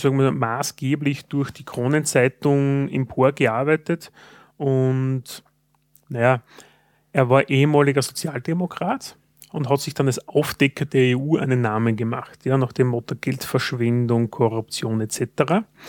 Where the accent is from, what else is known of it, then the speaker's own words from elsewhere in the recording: Austria; Als Österreicher